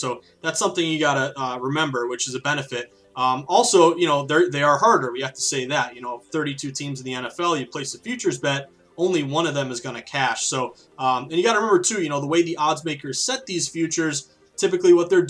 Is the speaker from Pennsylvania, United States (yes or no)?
yes; Philadelphia, Pennsylvania, United States; I'm from Philadelphia, I'm a diehard Eagles fan